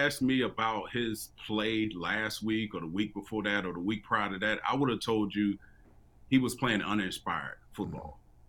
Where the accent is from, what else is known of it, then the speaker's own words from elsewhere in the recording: Florida, United States; No, I grew up in Florida, so